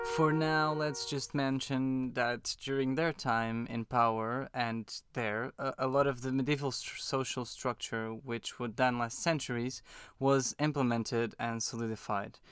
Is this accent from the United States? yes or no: no; Portugal; now in London, United Kingdom; we're both from Portugal.